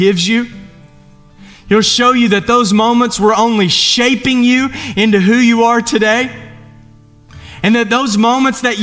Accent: Eastern Kentucky, United States; moved away; I'm from Eastern Kentucky

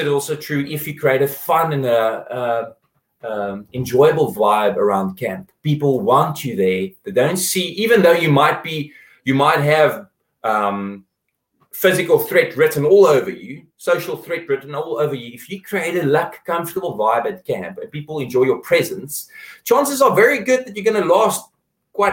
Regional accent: South Africa; we're South African

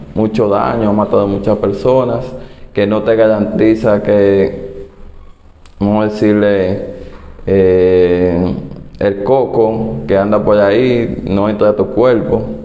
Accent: Dominican Republic; mi país, República Dominicana

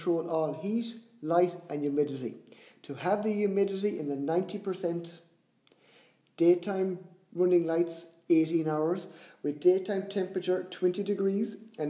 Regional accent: Ireland; I'm from Ireland, farming snails was something I never heard

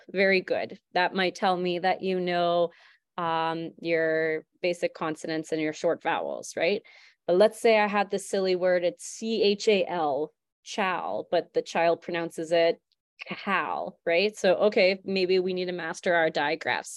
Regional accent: St. Albert, Alberta, Canada; also born or lived in Fort McMurray; I'm originally from Saint Albert, so I ended up moving back

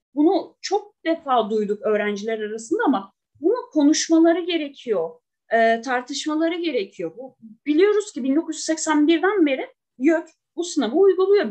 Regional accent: Kütahya, Turkey; now in Şanlıurfa, Turkey; Ben e, Kütahya'da doğdum. E, yıllardır Urfa'da yaşıyorum. Ben de bir göçmenim.

